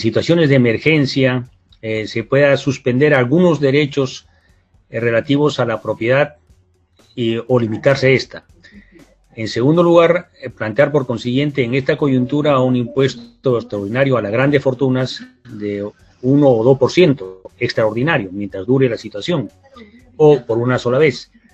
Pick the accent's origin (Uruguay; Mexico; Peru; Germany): Peru